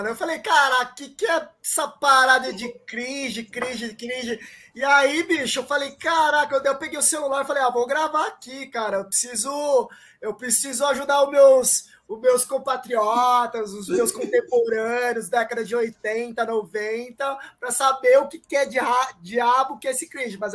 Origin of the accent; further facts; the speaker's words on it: Paraguay; Não, e assim, cara, eu sou um japonês paraguaio. Eu falo assim, galera, sou do Paraguai e tal.